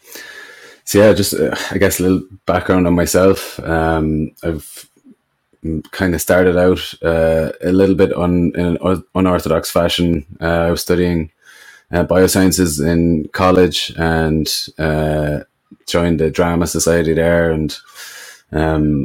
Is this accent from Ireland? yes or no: yes; Ireland; where I grew up in Ireland, it was a lot of just Gaelic football and farms